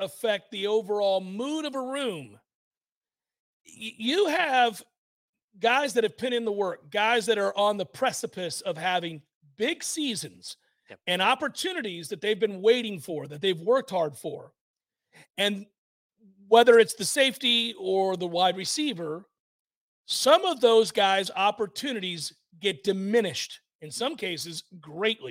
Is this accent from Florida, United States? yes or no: yes; Florida, United States; I do not want to stay in the state. I've grown up here. I don't want to be in Florida